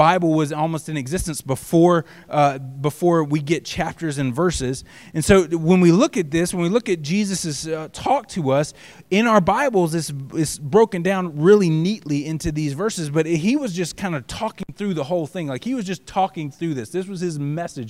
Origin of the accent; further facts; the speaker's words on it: the South, United States; when I grew up in the South